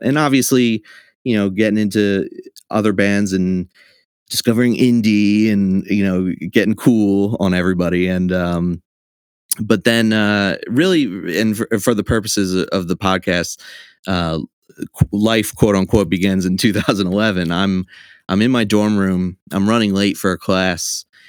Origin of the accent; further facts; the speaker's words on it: Trenton, New Jersey, United States; also born or lived in Baltimore; grew up in Trenton. I've lived here my whole life